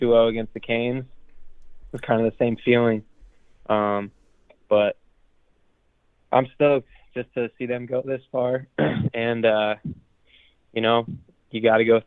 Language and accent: English; Connecticut, United States; my home state